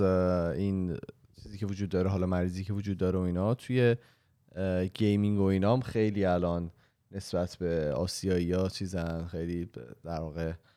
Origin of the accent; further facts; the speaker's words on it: Iran; moved away as an adult; also born or lived in Australia; ما به عنوان یک ایرانی